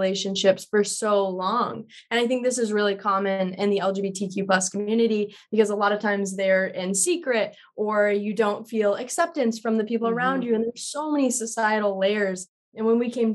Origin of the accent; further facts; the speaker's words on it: Colorado, United States; moved away as an adult; now in California, United States; I'm from Colorado